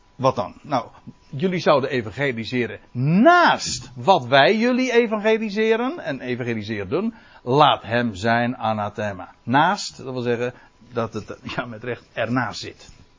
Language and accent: Dutch; Netherlands; wij als Nederlanders